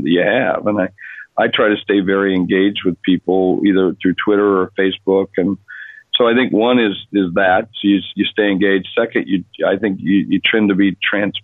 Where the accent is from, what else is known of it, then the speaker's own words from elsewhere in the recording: South Dakota, United States; moved away; I grew up in South Dakota, a place most people only know on a map